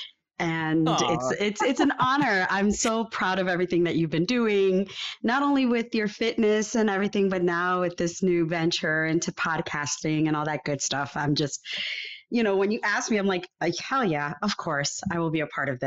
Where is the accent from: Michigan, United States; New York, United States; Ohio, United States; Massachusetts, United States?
New York, United States; New York City; also born or lived in Puerto Rico; I was born in New York. I lived here until the age of about 12, going on 13